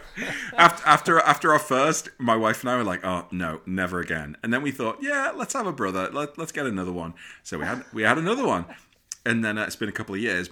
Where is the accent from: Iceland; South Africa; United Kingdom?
United Kingdom; accent: English; now in United States; living in America as a Brit